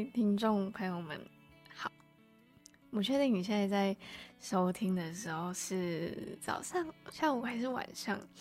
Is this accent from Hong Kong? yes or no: no; Malaysia; accent: Malaysian accent; first language Chinese; moved away as an adult; now in Taiwan; 我来台湾大概也才一年多吧，然后我是马来西亚人